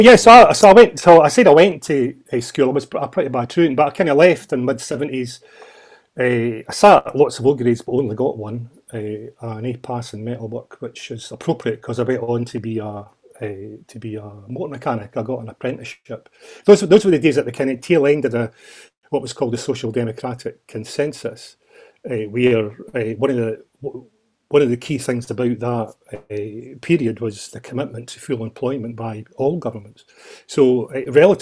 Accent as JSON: {"language": "English", "town": "Edinburgh", "region": "Scotland", "country": "United Kingdom", "tie": "born or raised there", "said": "I'm from Edinburgh, born and bred in Edinburgh, in the kind of Gorgie Doray area"}